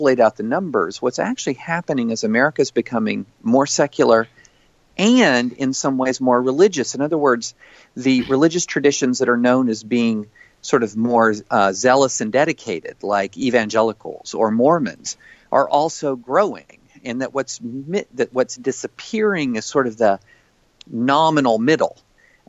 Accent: the South, United States; I grew up in the South, in the rural South

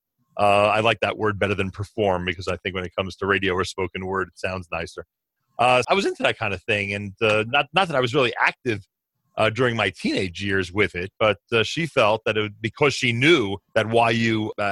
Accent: Newark, New Jersey, United States; also born or lived in the Oranges, New Jersey; I grew up in Newark, New Jersey, and eventually moved to the Oranges

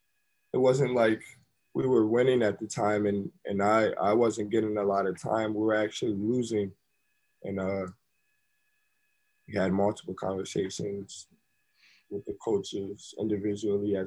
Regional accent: Syracuse, New York, United States; moved away as an adult; also born or lived in Milwaukee; I came back to my hometown

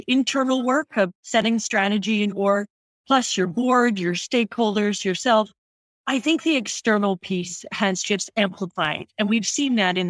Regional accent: Oshawa, Ontario, Canada; now in San Francisco Bay Area, United States; I grew up in Canada, born and bred, just outside Toronto in area of Oshawa, Ontario

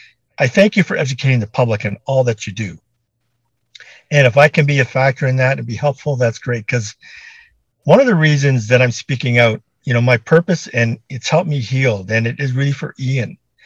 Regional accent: Canada; as a Canadian, my efforts are global.

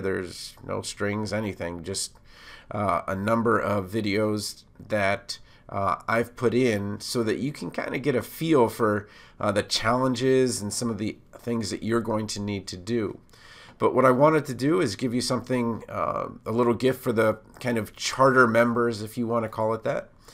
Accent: Montgomery County, Maryland, United States; I'm from Montgomery County, Maryland

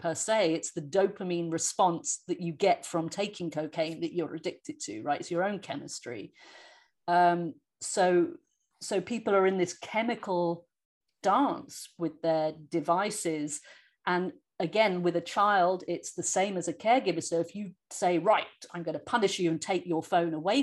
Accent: England, United Kingdom; now in United States; I'm an English person living in the States

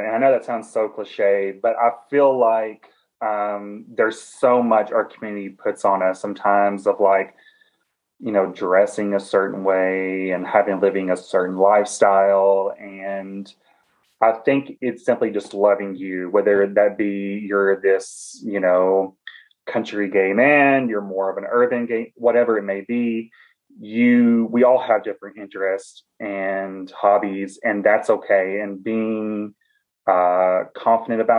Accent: Cookeville, Tennessee, United States; accent: Southern; moved away as an adult; now in Washington, D.C., United States; I am originally from Tennessee. I'm from a small college town

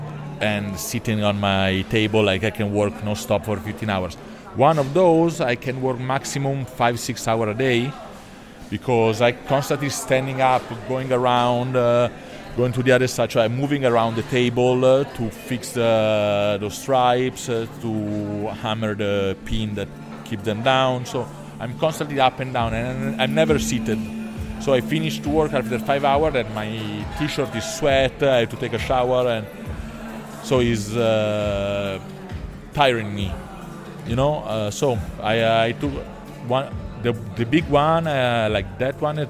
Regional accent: north of Milan, Lombardy, Italy; English is a second language; moved away as an adult; also born or lived in New York; I grew up in Italy, north of Milan, in the middle of the countryside.

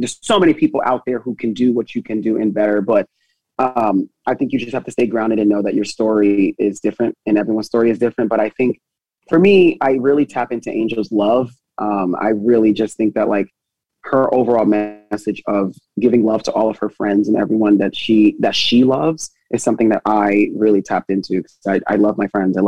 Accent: New Jersey, United States; moved away as an adult; now in New York, United States; I'm originally from Jersey, and then I moved to New York.

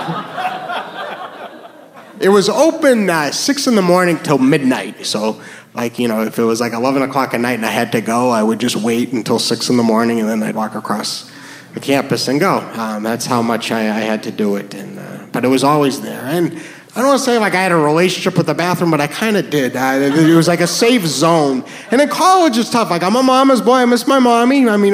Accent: New Hampshire, United States; moved away; also born or lived in New York; I am from New Hampshire

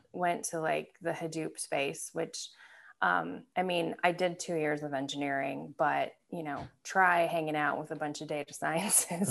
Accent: Michigan, United States; also born or lived in Belgium / Scotland / Milwaukee; I grew up in Michigan, uh, so this is where my love of the Detroit Lions comes from. Uh, grew up in Michigan, I went to grade school there, high, high school there

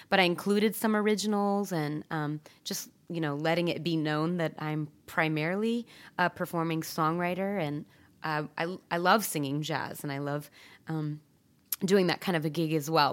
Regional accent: Eugene, Oregon, United States; I grew up in Eugene

